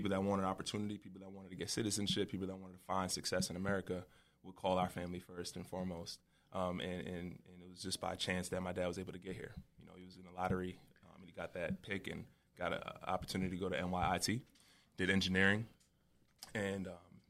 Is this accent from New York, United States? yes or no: yes; New York, United States; But, yeah, like you said, I'm from Long Island, New York.